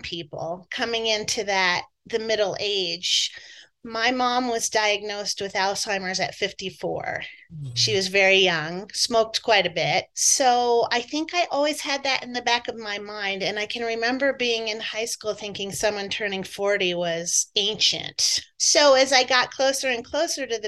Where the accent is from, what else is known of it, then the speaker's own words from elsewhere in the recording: New Jersey, United States; I grew up in New Jersey, so you'll hear my accent come out occasionally